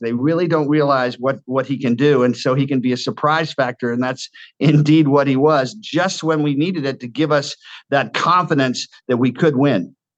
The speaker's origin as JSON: {"language": "English", "town": "Washington", "region": "District of Columbia", "country": "United States", "tie": "born or raised there", "said": "Washington, my hometown"}